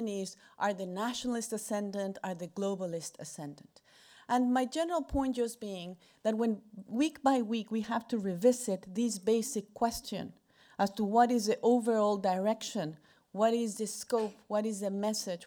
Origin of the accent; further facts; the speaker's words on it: Mexico; I am from Mexico